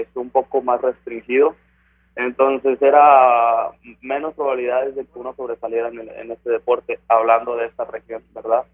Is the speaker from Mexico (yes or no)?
yes; Ciudad Victoria, Tamaulipas, Mexico; moved away; soy de Ciudad Victoria, Tamaulipas